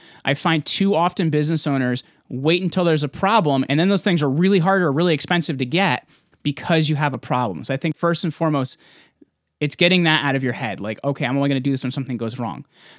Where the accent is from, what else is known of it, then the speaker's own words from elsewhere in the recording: New Jersey, United States; I'm from Jersey, by the way, so I talk crazy fast.